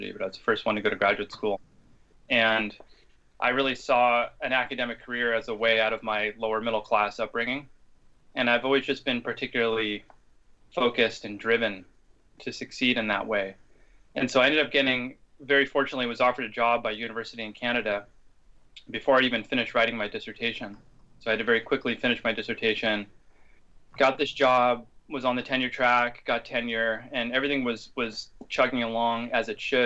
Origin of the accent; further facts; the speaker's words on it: Seattle, Washington, United States; my hometown of Seattle, Washington